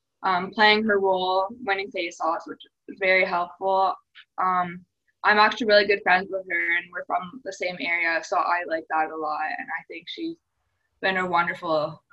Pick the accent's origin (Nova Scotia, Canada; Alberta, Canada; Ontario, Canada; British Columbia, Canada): Ontario, Canada; Oakville; born or raised there